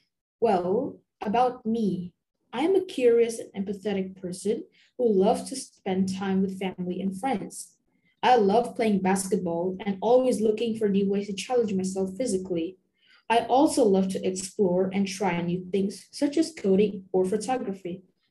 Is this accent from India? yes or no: yes; India; now in Bangkok, Thailand; I am an Indian